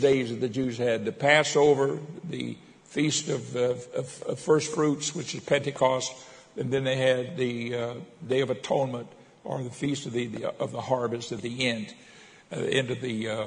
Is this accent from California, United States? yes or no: no; Miami, Florida, United States; also born or lived in Pensacola, Florida; when I was about 10 years old, we moved to Miami, and I finished growing up in Miami